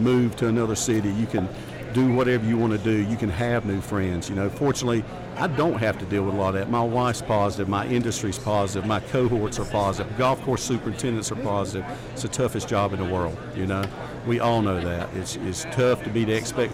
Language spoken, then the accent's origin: English; Wayne County, North Carolina, United States; I grew up born in Wayne County.